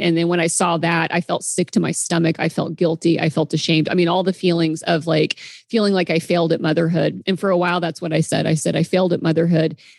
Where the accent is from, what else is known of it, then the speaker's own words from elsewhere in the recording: the Midwest, Kansas, United States; moved away as an adult; now in Seattle, United States; I grew up in the Midwest